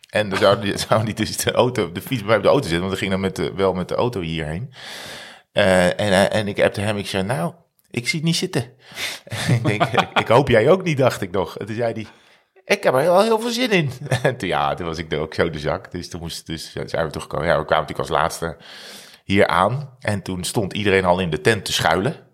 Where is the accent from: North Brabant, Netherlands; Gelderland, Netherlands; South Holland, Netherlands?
North Brabant, Netherlands; Ja, ik kom uit Brabant. uit Brabant.